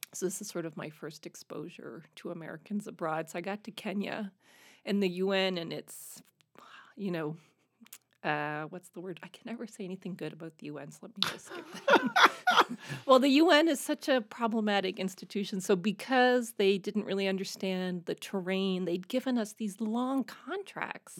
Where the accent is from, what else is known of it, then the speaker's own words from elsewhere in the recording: Canada; moved away as an adult; speaking French as a Canadian